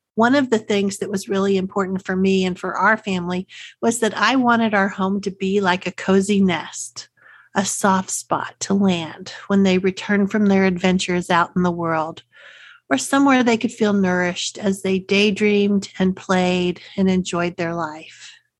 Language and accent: English; Texas, United States; accent: Texas; my Texas accent